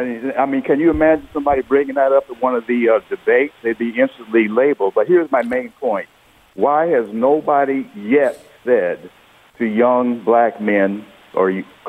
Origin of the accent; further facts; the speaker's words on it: United States; I'm a black brother, black man, born and raised in America, been here all my life.